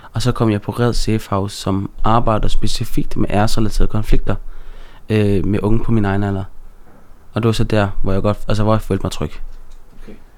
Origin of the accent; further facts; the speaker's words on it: Aarhus, Central Denmark Region, Denmark; jeg er jo født og opvokset i Gellerparken øh, i Aarhus